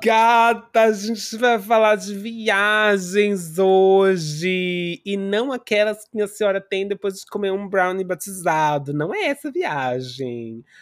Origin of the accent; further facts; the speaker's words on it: Brazil; a gente cresceu, né, no Brasil com, com a com uma influência muito grande da colônia japonesa